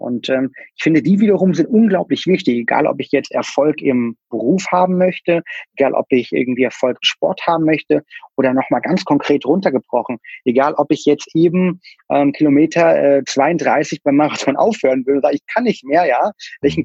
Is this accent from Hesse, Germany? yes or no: yes; near Kassel, Hesse, Germany; Ich bin in der Mitte von Deutschland aufgewachsen, ähm, im schönen ähm, ja, Bad Arolf, beziehungsweise in der Nähe von Kassel